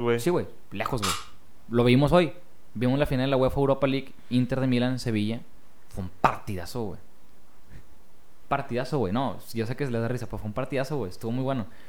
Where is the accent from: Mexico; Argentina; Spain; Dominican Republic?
Mexico; somos todos los mexicanos